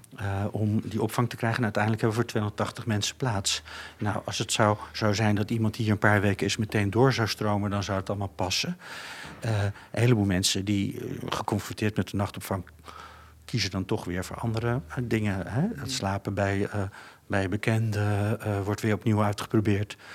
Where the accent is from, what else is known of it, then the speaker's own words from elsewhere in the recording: Netherlands; wij als Nederlanders